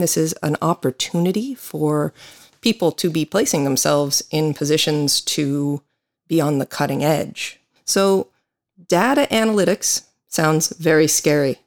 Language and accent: English; United States; now in Galway, Ireland; I'm an American attorney